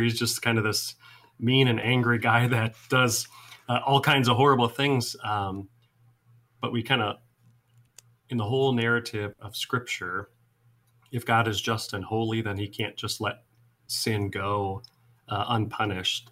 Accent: Iowa, United States; also born or lived in Seward, Nebraska; now in Mount Pulaski, United States; I grew up in Iowa

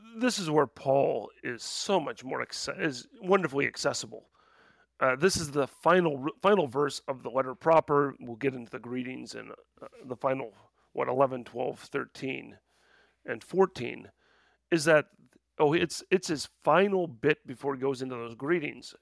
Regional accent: Midwest, United States; I'm a Midwesterner

